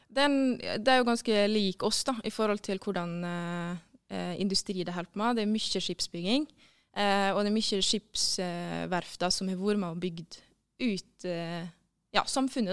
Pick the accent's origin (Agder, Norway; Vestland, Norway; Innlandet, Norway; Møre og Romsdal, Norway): Møre og Romsdal, Norway; also born or lived in Oslo; jeg er romsdaling